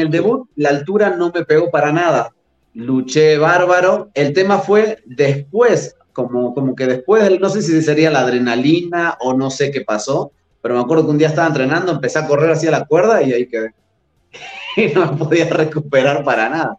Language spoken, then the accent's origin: Spanish; Argentina; moved away; soy argentino